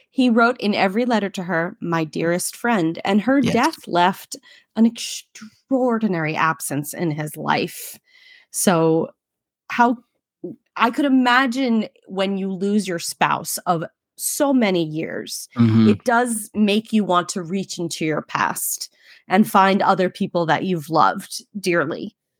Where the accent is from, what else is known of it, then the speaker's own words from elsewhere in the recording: New York City, New York, United States; accent: Brooklynese; in my native tongue of Brooklynese